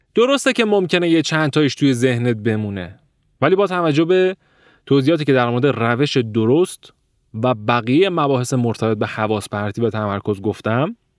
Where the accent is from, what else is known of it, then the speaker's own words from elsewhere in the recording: Iran; من ایرانی هستم